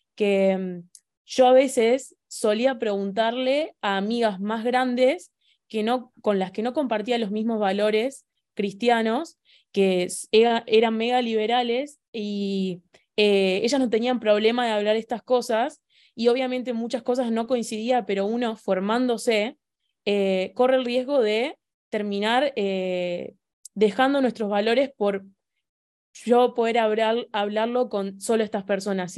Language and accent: Spanish; Argentina; soy de Argentina